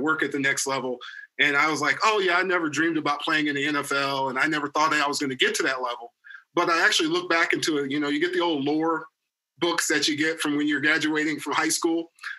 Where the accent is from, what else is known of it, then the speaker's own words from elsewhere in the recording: Lawton, Oklahoma, United States; also born or lived in Fort Riley, Kansas; I was born in Fort Riley, Kansas, believe it or not, in the Midwest, but was raised in Lawton, Oklahoma, which is Fort Sill. I'm an Army brat.